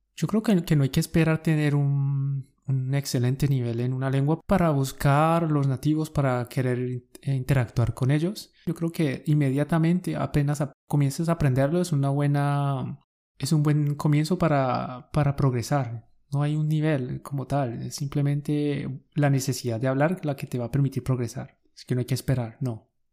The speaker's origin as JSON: {"language": "Spanish", "country": "Colombia", "said": "Somos dos profes colombianos"}